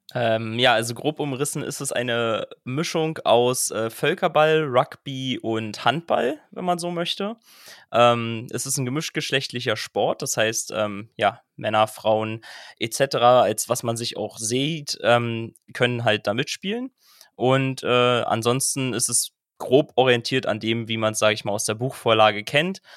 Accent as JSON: {"language": "German", "region": "Berlin", "country": "Germany", "said": "ich komme aus Berlin"}